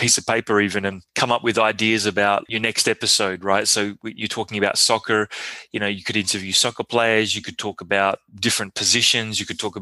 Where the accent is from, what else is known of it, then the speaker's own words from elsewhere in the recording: Australia; now in Montreal, Canada; I'm Aussie